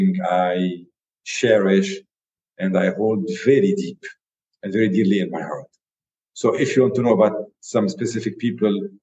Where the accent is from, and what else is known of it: Lebanon